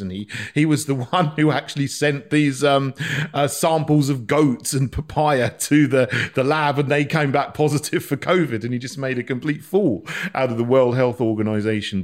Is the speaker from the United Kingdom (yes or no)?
yes; Barnham, South East England, United Kingdom; moved away as an adult; also born or lived in St Andrews; I grew up in a village called Barnham, which is near Bognor Regis